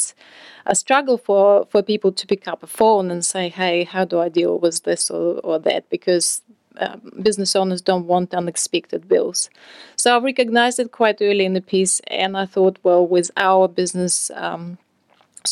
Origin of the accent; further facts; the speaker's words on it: Russia; moved away as an adult; I'm from Russia originally.